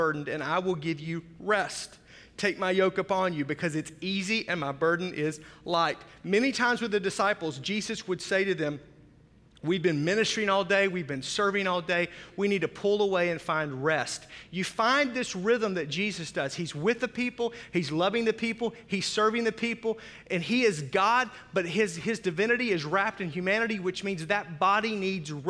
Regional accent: Fort Smith, Arkansas, United States; also born or lived in Oklahoma; now in Milwaukee, United States; I grew up on the Arkansas-Oklahoma border, so Fort Smith. If you've seen the movie True Grit, where the railroad ends, that's my hometown

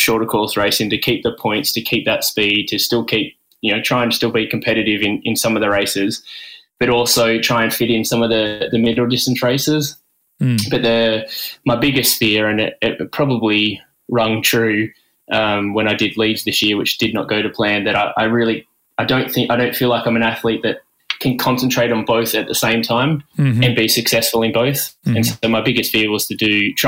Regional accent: Newcastle, New South Wales, Australia; also born or lived in Wollongong; I grew up in Newcastle, Australia

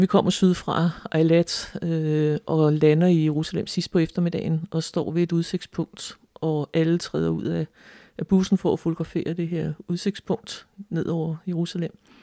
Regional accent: Frederiksværk, Capital Region of Denmark, Denmark; born or raised there

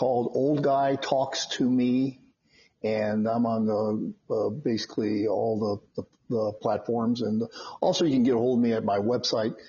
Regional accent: Phoenix, Arizona, United States; moved away as an adult; also born or lived in Chicago, Illinois; now in Las Vegas, United States; I was born in Chicago, but at age 8, we moved to Phoenix, Arizona. And I essentially grew up in Phoenix

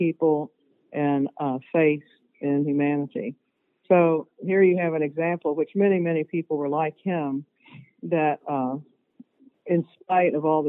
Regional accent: Oldham County, Kentucky, United States; I grew up here in Oldham County

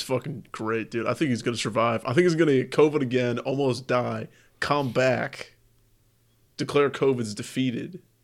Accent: United States; as an American

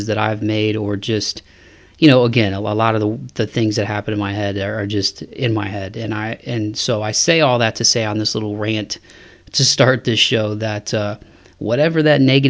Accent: Toledo, Ohio, United States; now in Nashville, United States; my hometown in Toledo, Ohio

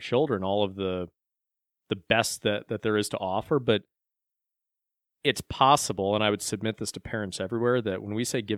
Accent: Beloit, Wisconsin, United States; I grew up in Beloit, Wisconsin.

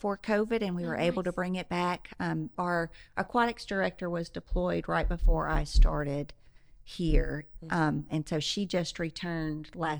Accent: California, United States; I'm from California. I'm not used to things like this.

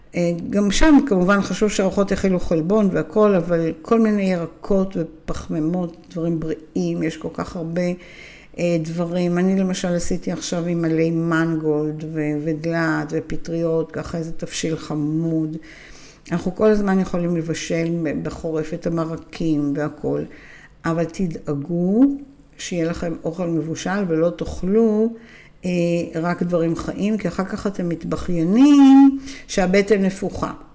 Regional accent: Israel; אנחנו ישראלים

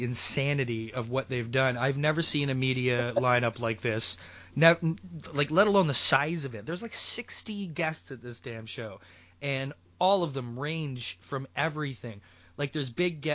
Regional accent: Mississauga, Ontario, Canada; my hometown of Mississauga, Ontario

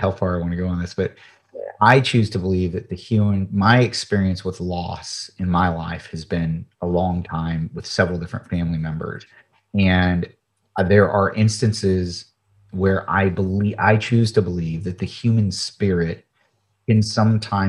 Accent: United States; I'm from the United States

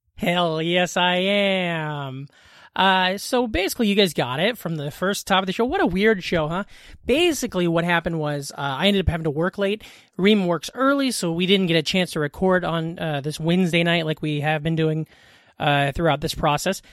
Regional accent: Glenwood, Iowa, United States; also born or lived in Council Bluffs, Iowa; I grew up in Iowa in a small town in Southwest Iowa. We're right over the river from Omaha

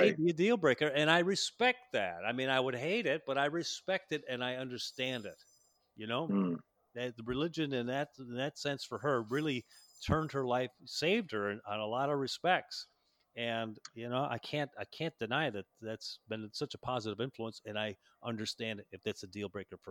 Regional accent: Chicago, Illinois, United States; moved away; I was born and raised in Chicago

